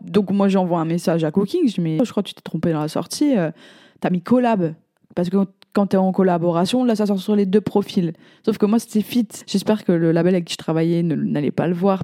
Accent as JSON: {"language": "French", "country": "France", "said": "je suis française"}